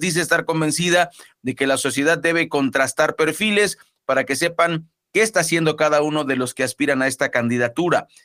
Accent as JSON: {"language": "Spanish", "country": "Mexico", "said": "todos somos mexicanos"}